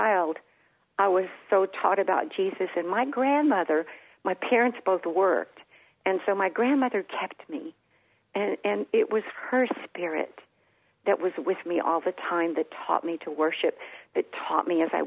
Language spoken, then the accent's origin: English; San Antonio, Texas, United States; the home church that I was born into here in San Antonio